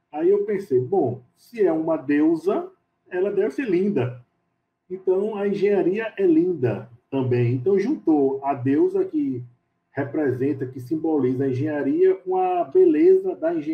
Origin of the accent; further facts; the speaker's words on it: Recife, Pernambuco, Brazil; Eu sou de Recife, Pernambuco, é, sou engenheiro civil